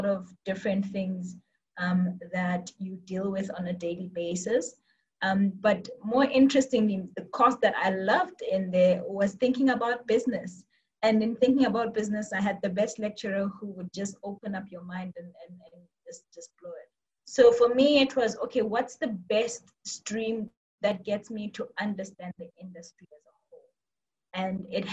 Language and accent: English; Botswana; also born or lived in Cape Town, South Africa; I am from Botswana. I grew up here, studied in UCT, and did most of my life in Botswana